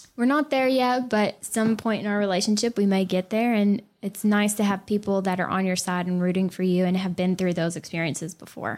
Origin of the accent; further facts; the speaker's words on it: the South, United States; I'm from the South